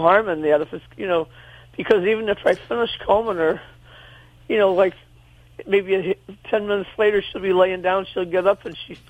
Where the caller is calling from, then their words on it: St. Louis, Missouri, United States; St. Louis, Missouri.